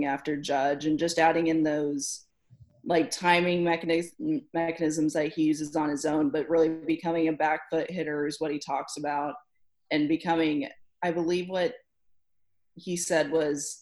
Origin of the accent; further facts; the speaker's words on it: Kansas City, United States; my hometown